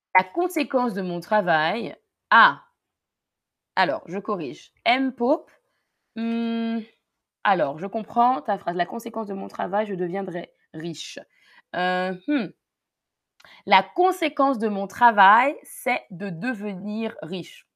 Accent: Paris region, Île-de-France, France; j'ai grandi en région parisienne en France, près de Paris

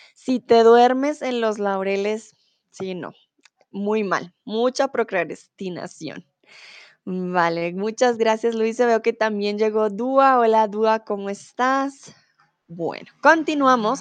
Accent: Colombia; now in Germany; soy de Colombia, comúnmente vivo en Alemania y ahora estoy en eh, mi país, en Colombia

